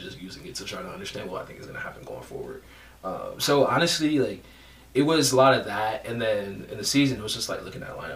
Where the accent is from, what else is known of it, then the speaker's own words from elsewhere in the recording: Detroit, Michigan, United States; I grew up in Detroit on the Shock